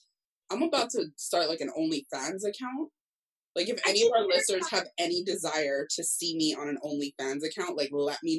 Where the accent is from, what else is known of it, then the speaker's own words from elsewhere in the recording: Cayman Islands; I'm from the Cayman Islands